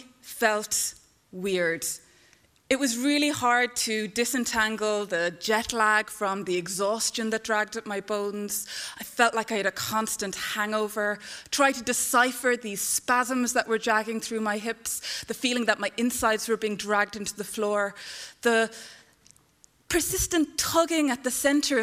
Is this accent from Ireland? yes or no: yes; Ireland; now in Canada; I'm Irish. I grew up in this country